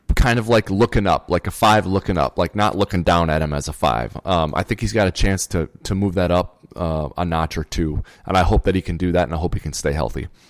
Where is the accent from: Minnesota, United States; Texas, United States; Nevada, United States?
Minnesota, United States; we're from Minnesota